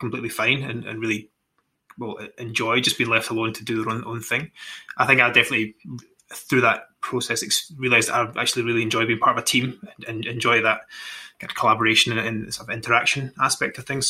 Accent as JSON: {"language": "English", "town": "East Kilbride", "region": "Scotland", "country": "United Kingdom", "said": "from East Kilbride, so kind of modern, one of these like spillover towns, you know, south of Glasgow."}